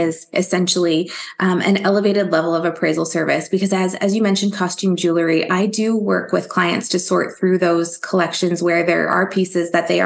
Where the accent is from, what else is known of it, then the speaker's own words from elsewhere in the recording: Ontario, Canada; I grew up in Ontario, Canada, and that is where I currently live now.